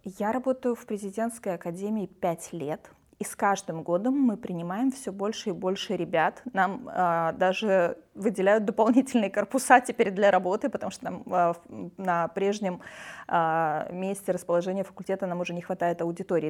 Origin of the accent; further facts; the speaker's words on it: Transnistria, Moldova; moved away as an adult; now in Russia; Я родилась и выросла в Приднестровье